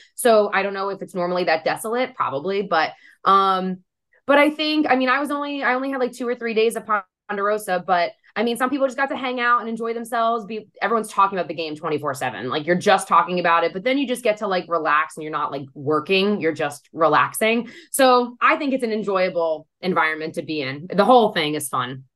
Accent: New Jersey, United States; I'm from Jersey, so everyone curses a lot out here

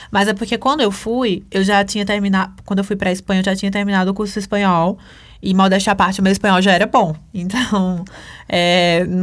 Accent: Brazil; Eu não, eu sou, eu sou brasileira.

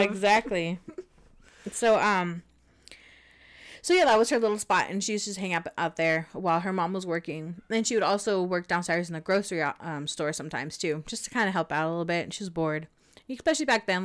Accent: Glendora, California, United States; I grew up in Glendora, San Dimas

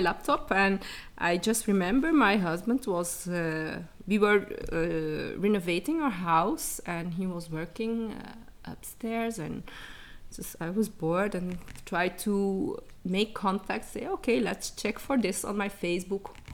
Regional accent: Dadizele, Flanders, Belgium; born or raised there; also born or lived in Chile

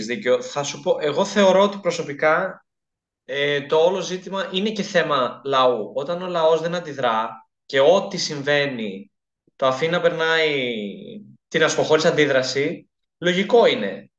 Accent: Greece; εμείς ως Ελλαδίτες, ως Έλληνες

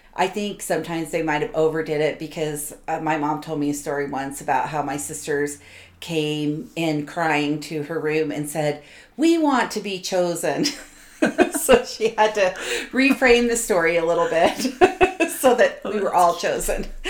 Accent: New York City, New York, United States; I was born in New York City in the late 60s

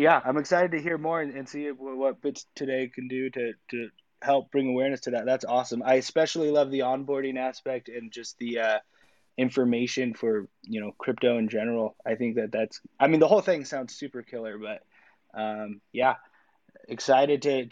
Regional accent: Los Angeles, California, United States; born or raised there; moved away

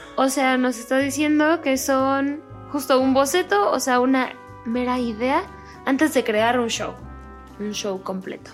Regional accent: Mexico; yo soy de México

